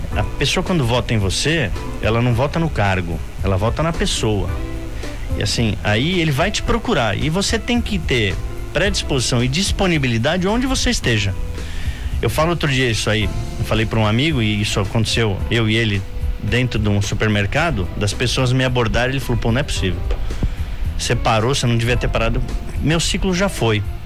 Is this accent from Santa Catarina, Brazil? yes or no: no; São Paulo, Brazil; moved away as an adult; now in Indaiatuba, Brazil; Eu sou nascido em São Paulo, fui nascido como a gente diz aqui, nascido e criado lá